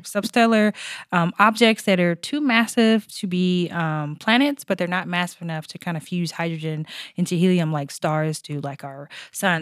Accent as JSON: {"language": "English", "region": "Arkansas", "country": "United States", "moved": "yes", "said": "I'm originally from Arkansas"}